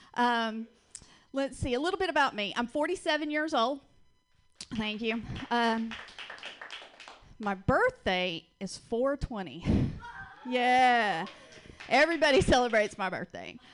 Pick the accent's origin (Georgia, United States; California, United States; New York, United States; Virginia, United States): Georgia, United States; accent: Southern; now in Portland, United States; I am originally from Georgia. That's where I get this wonderful little accent from that I can't get rid